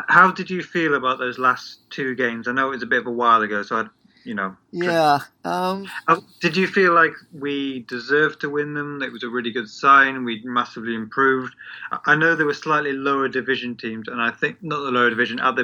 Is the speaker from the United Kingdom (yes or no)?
yes; England, United Kingdom; Being English